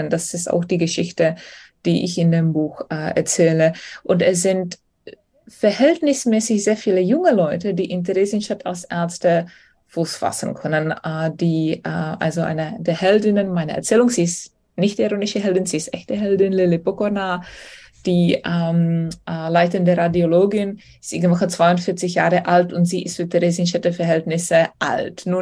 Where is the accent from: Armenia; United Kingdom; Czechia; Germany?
Czechia; ich bin Tschechin und ich freue mich natürlich, wenn ich ein bisschen Nationalstolz zeigen kann.